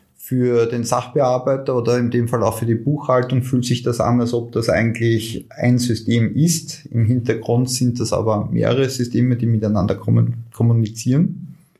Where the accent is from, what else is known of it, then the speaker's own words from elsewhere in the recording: Austria; bei uns in Österreich